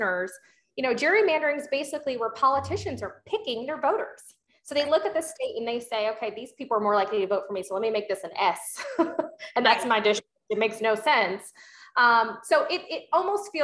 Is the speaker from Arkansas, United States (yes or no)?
no; Georgia, United States; my home state of Georgia